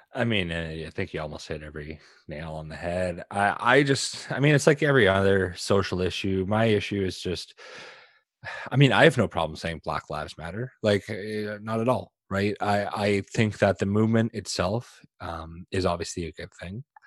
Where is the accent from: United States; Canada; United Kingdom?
Canada; I'm a Canadian